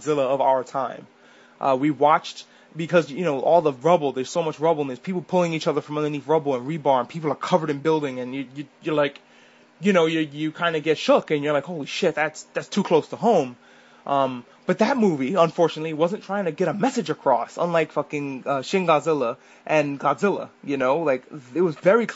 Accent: New York, United States; I'm a New Yorker, but I was in New York when the towers fell

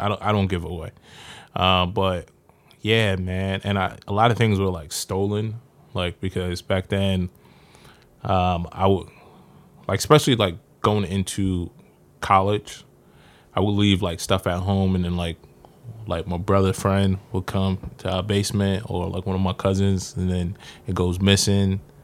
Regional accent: New York City, New York, United States; also born or lived in Far Rockaway, Queens; I'm from South Jamaica, Queens.

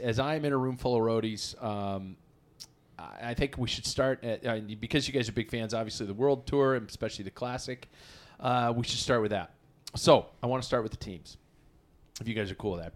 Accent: United States; as an American

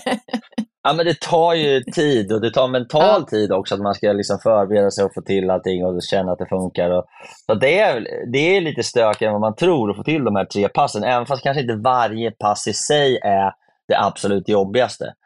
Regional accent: Sweden; Som svensk

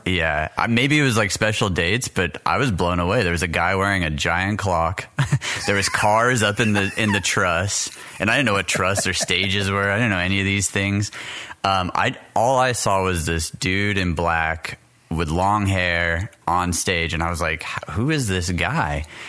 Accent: El Paso, Texas, United States; moved away; also born or lived in Orlando, Florida / Pennsylvania; I was born in El Paso, Texas

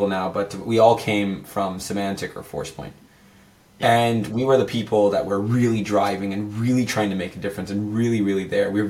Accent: San Jose, California, United States; I'm born and raised in San Jose in Silicon Valley.

